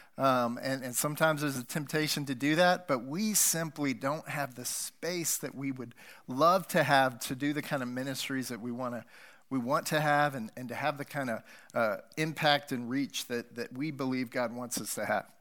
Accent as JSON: {"language": "English", "country": "United States", "tie": "born or raised there", "moved": "yes", "said": "And I grew up near Wyoming."}